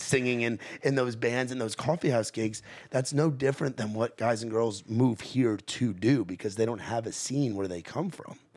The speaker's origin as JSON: {"language": "English", "region": "New York", "country": "United States", "moved": "yes", "lives_now": "Nashville, United States", "said": "I come from New York"}